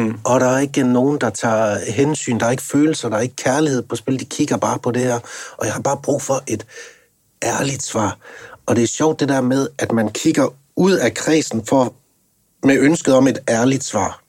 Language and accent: Danish; North Jutland, North Denmark Region, Denmark; jeg kommer ligesom jeg er op fra Nordjylland